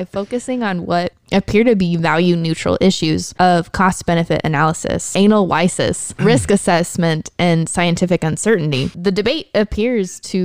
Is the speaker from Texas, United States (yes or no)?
yes; Texas, United States; I am Texan